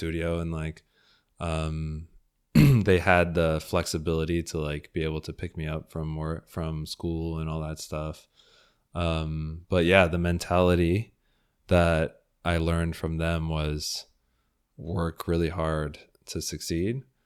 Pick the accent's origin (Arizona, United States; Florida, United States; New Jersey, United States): Florida, United States; Fort Lauderdale; also born or lived in Houston; I grew up in Fort Lauderdale